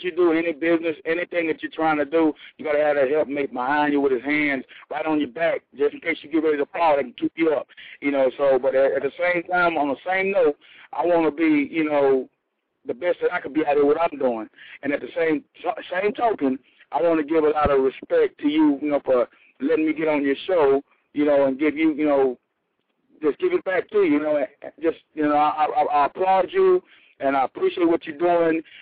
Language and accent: English; Houston, Texas, United States; now in Corpus Christi, United States; I am in Corpus Christi, Texas. I'm from Houston, Texas.